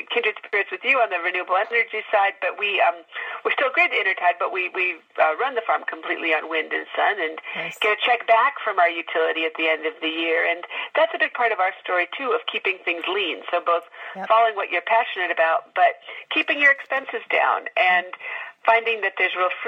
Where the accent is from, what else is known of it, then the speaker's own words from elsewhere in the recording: Chicago suburbs, Illinois, United States; moved away; I grew up in the Chicago suburbs with petunia flats in our backyard.